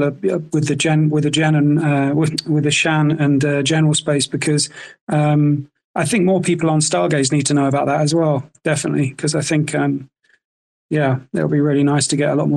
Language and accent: English; South Africa; moved away as an adult; also born or lived in United Kingdom; I spent my whole childhood growing up in SA